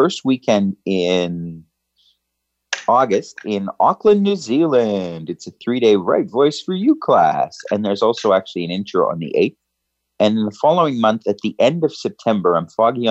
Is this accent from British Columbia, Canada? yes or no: no; Saskatchewan, Canada; now in Australia; I grew up with it in Canada